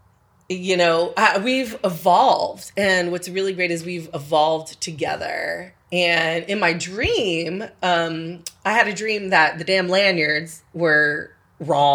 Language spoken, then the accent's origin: English; California, United States; moved away; I come from California